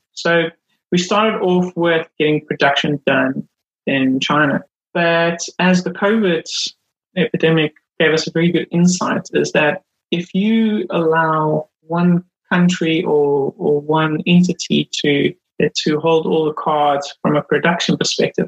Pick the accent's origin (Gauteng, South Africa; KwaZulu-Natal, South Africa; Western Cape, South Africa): KwaZulu-Natal, South Africa; Durban; moved away as an adult; now in Milton Keynes, United Kingdom; I grew up in South Africa. Um, grew up in Durban